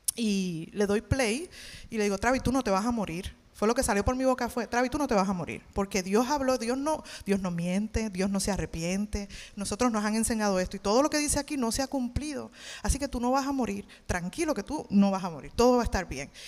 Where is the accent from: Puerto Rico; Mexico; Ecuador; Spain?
Puerto Rico; Levittown; moved away as an adult; now in Dallas, United States; yo soy de Levitown